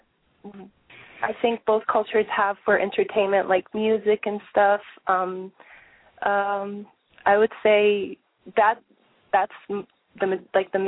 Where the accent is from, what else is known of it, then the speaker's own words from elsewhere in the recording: Kuwait; moved away as an adult; now in United States; I'm basically Syrian. But I lived my whole life in Kuwait and moved here 5 years ago